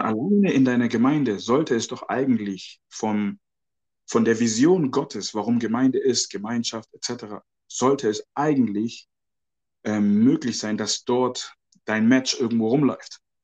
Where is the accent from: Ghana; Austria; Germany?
Ghana; moved away; ich bin ja auch aus Ghana ursprünglich